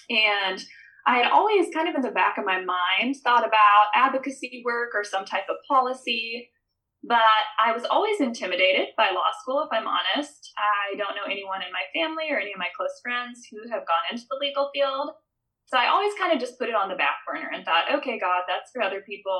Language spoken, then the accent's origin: English; Midwest, United States; growing up in the Midwest